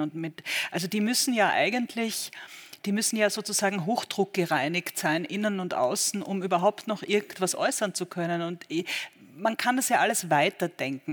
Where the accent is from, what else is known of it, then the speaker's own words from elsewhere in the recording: Austria; moved away as an adult; now in Berlin, Germany; ich bin Österreicherin